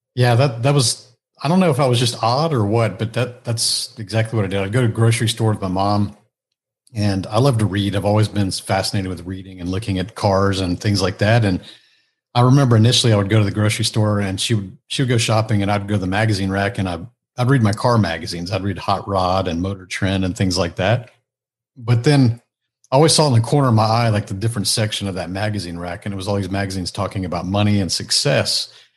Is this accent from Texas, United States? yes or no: yes; Houston, Texas, United States; I grew up here in the Houston a, area, so I'm, I'm still a native Houstonian